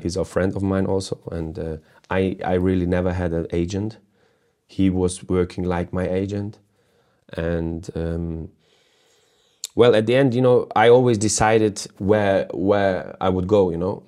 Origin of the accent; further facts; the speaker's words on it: Hamburg, Germany; I, I was born in Hamburg. I live in Hamburg now still.